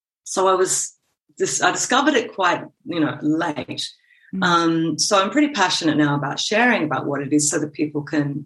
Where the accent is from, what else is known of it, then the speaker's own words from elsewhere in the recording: Gold Coast, Queensland, Australia; moved away as an adult; also born or lived in Sydney, Australia / United Kingdom; now in Copenhagen, Denmark; I was born in Sydney and grew up on the Gold Coast.